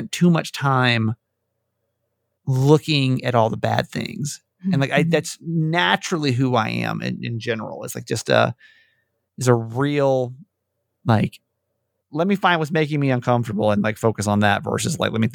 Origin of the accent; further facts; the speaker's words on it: Georgia, United States; now in Maryland, United States; a kid that was born and raised in Georgia